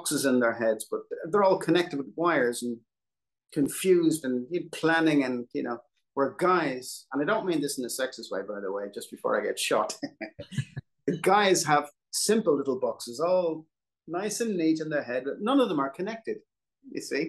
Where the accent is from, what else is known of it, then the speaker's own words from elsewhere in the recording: Dublin, Leinster, Ireland; I grew up in Dublin